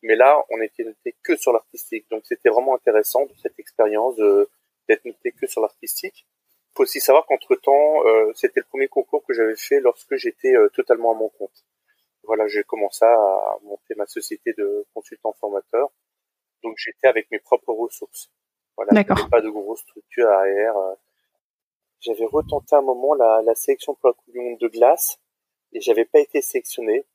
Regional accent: Strasbourg, Grand Est, France; je suis originaire de Strasbourg en Alsace

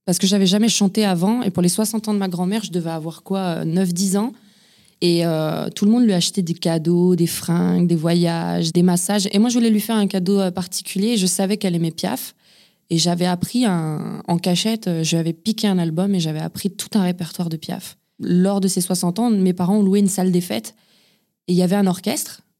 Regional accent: Lyon, Auvergne-Rhône-Alpes, France; also born or lived in Ain; Je suis né à Montplaisir, c'est à Lyon. J'ai grandi, euh, on a beaucoup déménagé euh, avec ma famille. J'ai grandi à Lyon, euh, j'ai grandi aussi, j'ai vécu dans l'Ain aussi.

